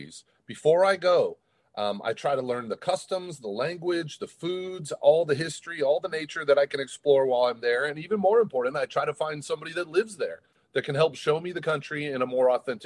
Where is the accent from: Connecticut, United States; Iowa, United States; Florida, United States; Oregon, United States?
Oregon, United States; Portland; I grew up in Portland